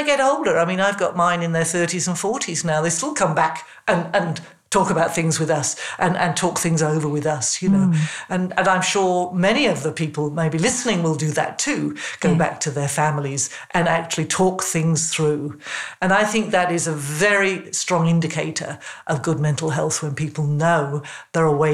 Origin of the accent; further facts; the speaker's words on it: England, United Kingdom; When I was first at high school, I was in England, you probably gather from my accent